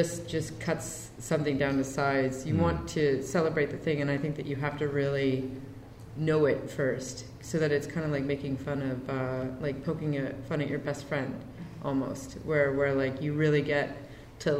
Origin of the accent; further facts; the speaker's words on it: Canada; also born or lived in New York; We don't get castles in Canada.